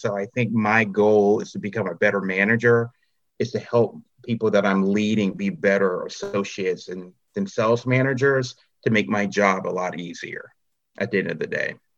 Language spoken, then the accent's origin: English; Charlotte, North Carolina, United States; I'm from Charlotte, North Carolina